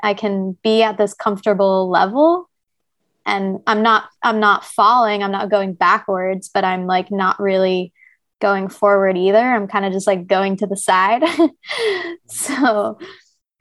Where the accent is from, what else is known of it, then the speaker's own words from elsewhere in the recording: New Jersey, United States; moved away as an adult; the home that we grew up in New Jersey